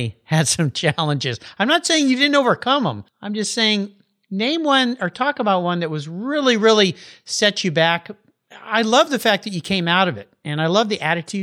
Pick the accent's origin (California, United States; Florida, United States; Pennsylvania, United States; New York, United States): California, United States; Southern; I grew up in Southern California.